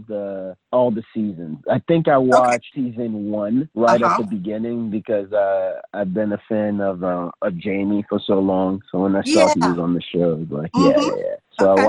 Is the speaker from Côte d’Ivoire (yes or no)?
yes; Côte d’Ivoire; moved away; I'm from the Ivory Coast. It's a French-speaking